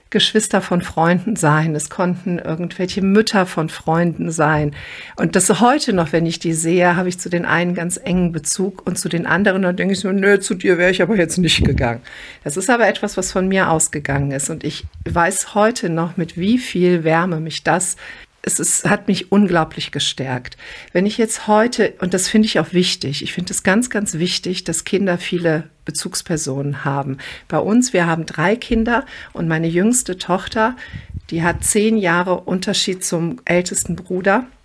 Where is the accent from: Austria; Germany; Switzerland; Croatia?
Croatia; born there; Ich bin gebürtige Kroatin und war viel in unserem Dorf in Kroatien.